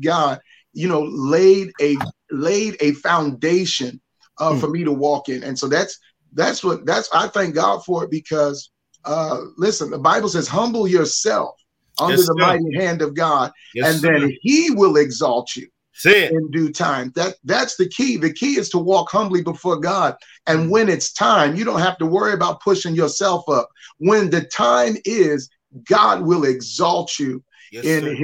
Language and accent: English; Morristown, New Jersey, United States; I grew up in Morristown, New Jersey. So I'm a Jersey boy.